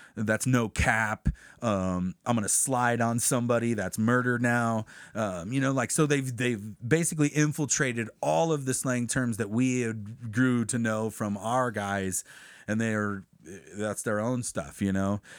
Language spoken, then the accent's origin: English; Crestline, United States; we're from Crestline.